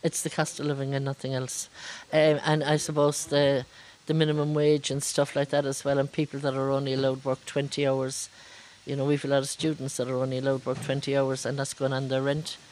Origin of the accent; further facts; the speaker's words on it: Brazil; English is a second language; now in Cork, Ireland; I'm from Brazil